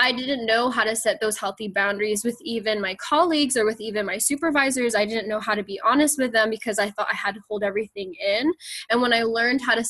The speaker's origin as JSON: {"language": "English", "country": "United States", "said": "me being Filipino American"}